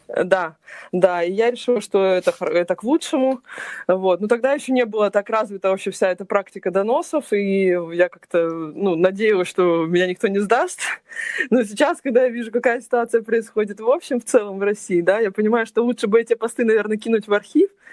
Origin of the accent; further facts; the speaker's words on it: Crimea, Ukraine; moved away as an adult; also born or lived in Kyiv, Ukraine; now in Russia; я вообще крымчанка